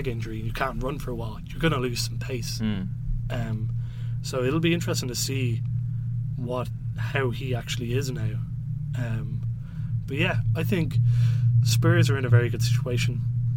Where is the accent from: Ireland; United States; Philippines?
Ireland; I'm Irish